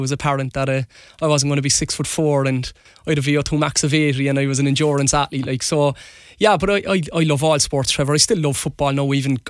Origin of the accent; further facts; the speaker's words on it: Cork, Munster, Ireland; I can remember growing up in Dorian Ann Road, we take on Fairy Gardens or take on Friars Walk, and, you know, there was a real pride about it.